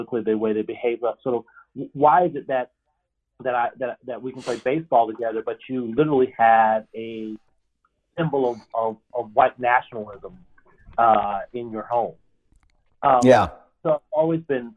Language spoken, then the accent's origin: English; Norfolk, Virginia, United States; I grew up in Norfolk, Virginia